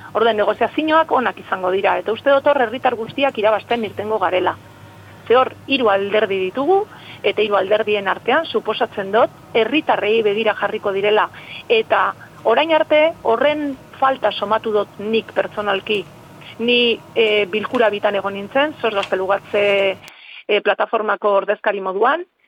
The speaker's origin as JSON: {"language": "Basque", "town": "Bermeo", "region": "Basque Country", "country": "Spain", "said": "ni bermeokoan az"}